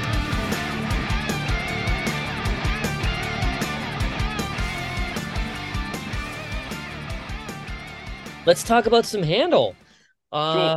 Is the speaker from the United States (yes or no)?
no; Canada; growing up in Canada in the 90s and 2000s